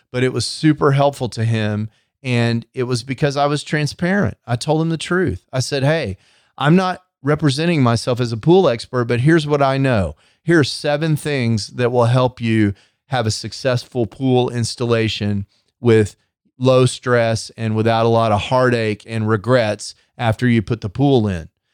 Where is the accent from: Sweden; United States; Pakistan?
United States; Texas; I'm from Texas.